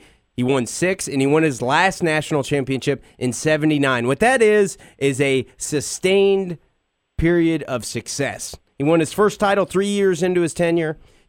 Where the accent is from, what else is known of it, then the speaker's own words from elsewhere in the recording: Athens, Ohio, United States; I was born on Ohio University's campus.